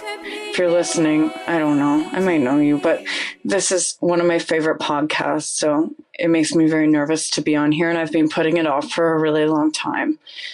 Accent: Cobourg, Ontario, Canada; Coburg, Ontario.

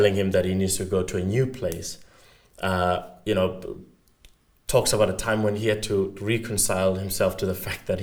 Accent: South Africa

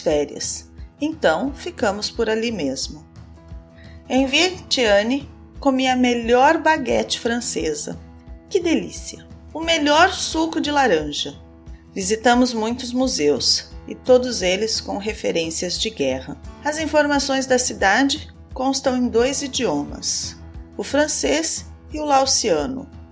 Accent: Brazil; Eu sou brasileira, moro no Brasil

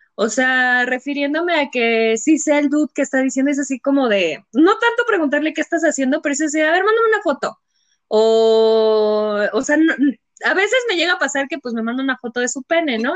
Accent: San Juan del Río, Querétaro, Mexico; yo soy de Querétaro, creo que ya todo el mundo lo sabe. Este es, bueno, más específica de San Juan del Río

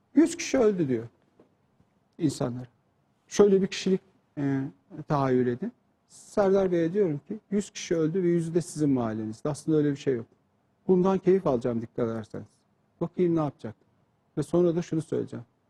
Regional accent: Turkey; Biz Türk olarak

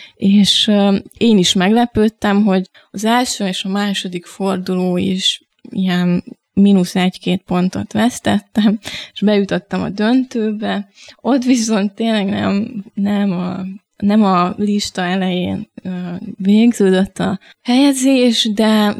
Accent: Pécs, Baranya, Hungary; moved away as an adult; also born or lived in Miskolc; now in Budapest, Hungary; 9 év Miskolc, 9 év Pécs, ami tulajdonképpen a meghatározó, tehát úgy érzem, hogy ott nőttem fel.

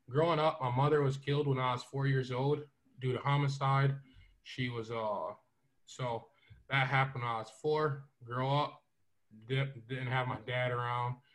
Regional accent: Syracuse, New York, United States; I'm from Syracuse, Syracuse, New York. Uh, currently a PE teacher in this inner city of Syracuse at Van Duyn Elementary.

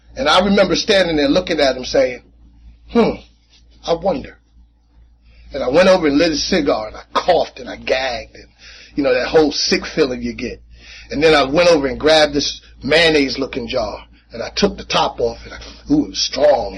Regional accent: Jersey City, New Jersey, United States; I grew up in Jersey City

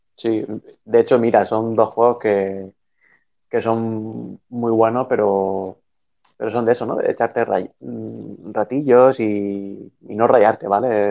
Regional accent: Spain; siendo español

